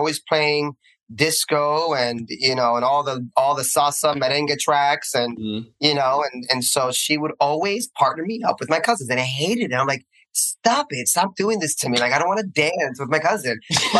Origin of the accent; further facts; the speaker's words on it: Union City, New Jersey, United States; moved away as an adult; also born or lived in Hoboken, New Jersey; now in New York, United States; I am born and raised in Hoboken, raised in Union City, based in New York.